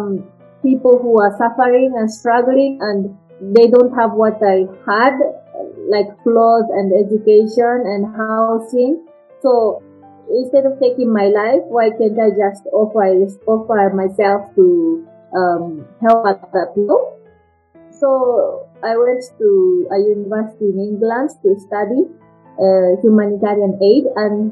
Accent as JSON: {"language": "English", "country": "Japan", "tie": "born or raised there", "also_born_or_lived": "United Kingdom", "second_language": "English", "moved": "as an adult", "lives_now": "Kenya", "said": "I was born in Japan, and it's like a traditional Japanese family"}